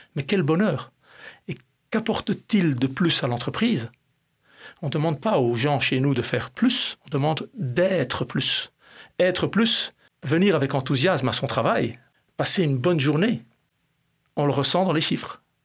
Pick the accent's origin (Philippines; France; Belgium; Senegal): Belgium; j'ai grandi en Belgique.